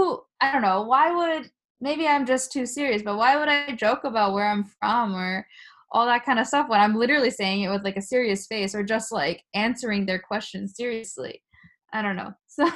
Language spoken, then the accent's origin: English; Japan; first language Japanese; I usually say it's my mother tongue. Your Japanese is so good. but then they also think it's a joke. And I'm like, well, I'm just saying literally what you said to me. I'm a Japanese person too.